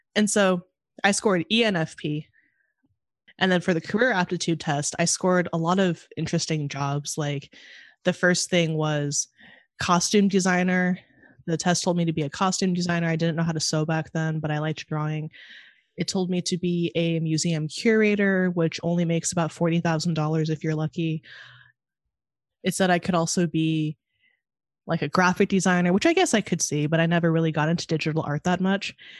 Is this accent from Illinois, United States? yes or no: no; Monterey, California, United States; moved away as an adult; now in Chicago, United States; in school living in Monterey, my hometown